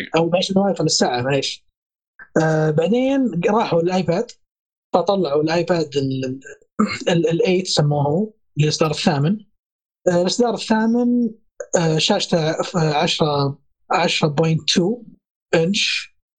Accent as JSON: {"language": "Arabic", "country": "Saudi Arabia", "said": "عندنا في السعوديه"}